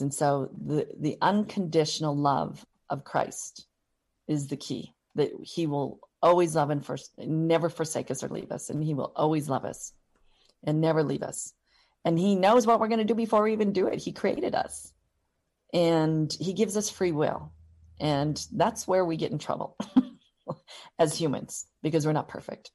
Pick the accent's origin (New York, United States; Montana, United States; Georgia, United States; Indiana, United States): Montana, United States; Butte; also born or lived in Missoula, Montana / Seattle; I was born and raised in Butte, Montana